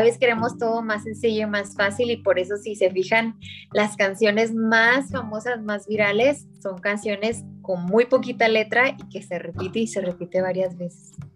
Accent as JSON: {"language": "Spanish", "town": "Ciudad Acuña", "region": "Coahuila", "country": "Mexico", "said": "soy de Ciudad Acuña, Coahuila, el norte de, México, estamos en frontera con Estados Unidos"}